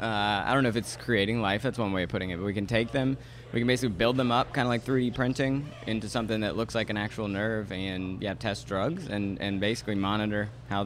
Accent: North Shore, Louisiana, United States; I'm originally from the North Shore.

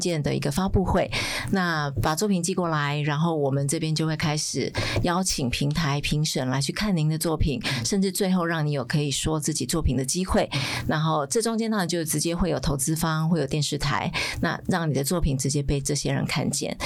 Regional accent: Taiwan; 我们台湾人

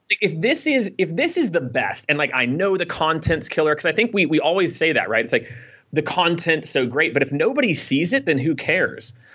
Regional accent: Kansas City, Missouri, United States; also born or lived in Iowa; I born in Iowa, grew up in Kansas City

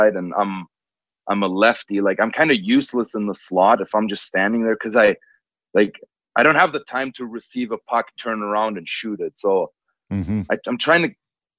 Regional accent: Cologne, North Rhine-Westphalia, Germany; now in Edmonton, Canada; I'm from Cologne

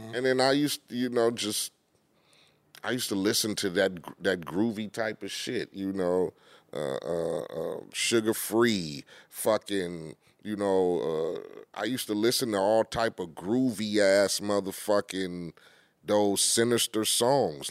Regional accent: Compton, California, United States; When you growing up in Compton and poverty

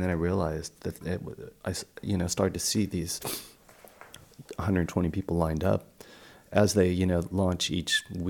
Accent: Newport Beach, California, United States; moved away as an adult; also born or lived in San Francisco, California; I'm from Newport Beach, California.

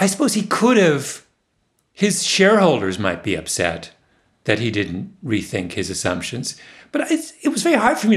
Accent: Waterloo, Ontario, Canada; moved away; Waterloo, my hometown

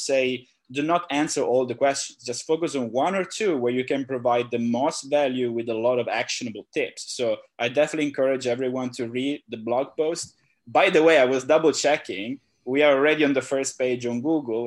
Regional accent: Italy; also born or lived in Shenzhen; now in Phuket, Thailand; I'm originally from Italy.

